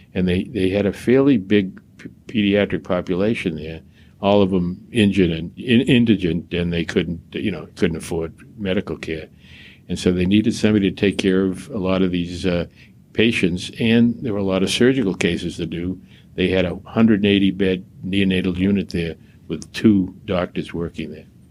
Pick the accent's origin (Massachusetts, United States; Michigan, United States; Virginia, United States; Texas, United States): Massachusetts, United States; Boston; I grew up in Mattapan uh, and uh, Dorchester in Boston.